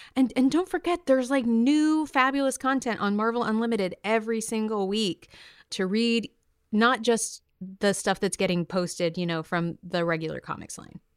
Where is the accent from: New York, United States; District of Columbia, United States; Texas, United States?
New York, United States; I'm from New York